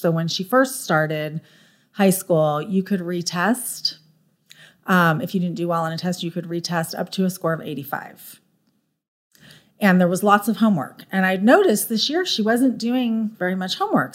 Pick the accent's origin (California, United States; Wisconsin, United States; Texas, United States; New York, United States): California, United States; Orange County; moved away as an adult; also born or lived in San Diego, United States; now in Frisco, United States; I lived in Southern California my whole life. I grew up in Orange County, went to school in San Diego